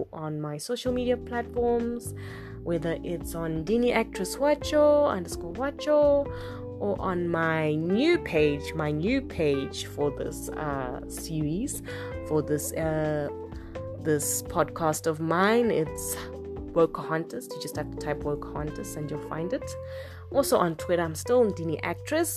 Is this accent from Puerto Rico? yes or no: no; Zimbabwe; we come from Africa, we come from Zimbabwe